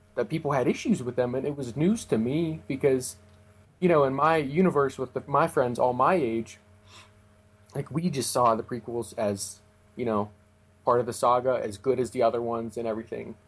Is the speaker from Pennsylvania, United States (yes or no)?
yes; Pennsylvania, United States; I'm from Pennsylvania